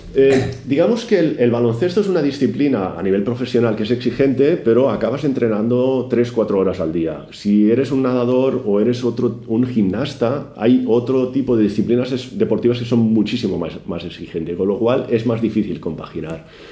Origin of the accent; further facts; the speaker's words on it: Badalona, Catalonia, Spain; yo soy de Badalona, tuve la suerte de nacer en la ciudad que ama el baloncesto